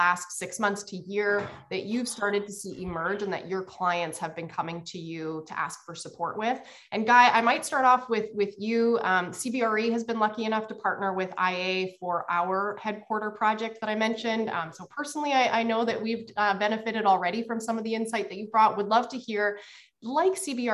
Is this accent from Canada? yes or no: yes; Canada; accent: Canadian; my Canadian accent